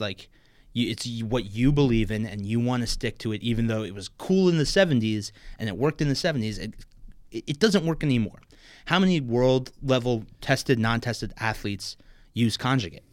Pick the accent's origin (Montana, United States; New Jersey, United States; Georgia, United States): New Jersey, United States; Maplewood; also born or lived in New Hampshire; I'm from Maplewood, New Jersey